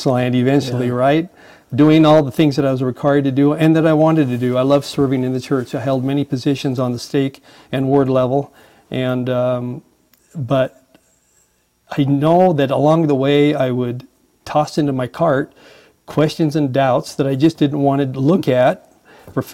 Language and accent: English; Boise, Idaho, United States; I was born in Boise, Idaho, to a great family. Grew up there, graduated from high school and college, actually, from Boise State.